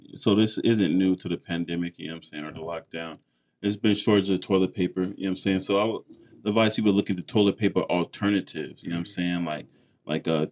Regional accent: United States; Growing up in America

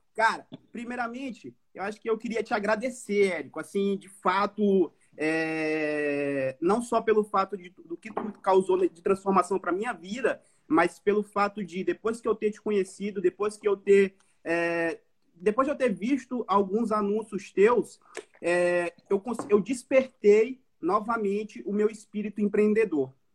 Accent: São Luís, Maranhão, Brazil; now in Florianópolis, Brazil; eu sou de São Luís, Maranhão, falo de Florianópolis

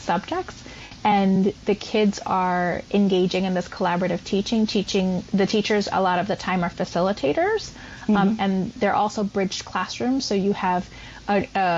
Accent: Puerto Rico; moved away as an adult; also born or lived in East Harlem, New York City; now in New York City, United States; I was born, raised, and educated on the island of Puerto Rico

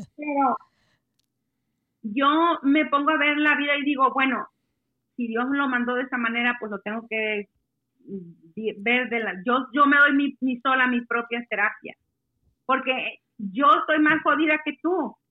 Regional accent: Mexico; now in Washington, United States; yo soy la mexicana ahí en la tienda.

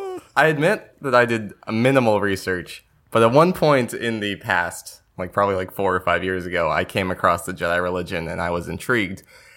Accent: United Kingdom; Oh, we're still British.

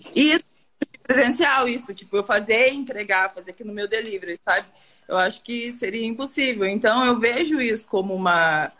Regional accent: Tomazina, Paraná, Brazil; Tomazina, Tomazina, Paraná, interior do Paraná

